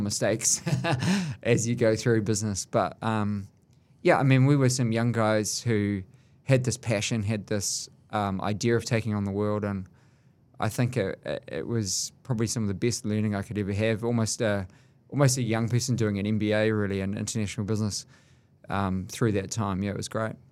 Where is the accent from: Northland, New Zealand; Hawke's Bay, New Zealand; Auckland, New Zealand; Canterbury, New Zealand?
Auckland, New Zealand; I grew up from quite a humble sort of background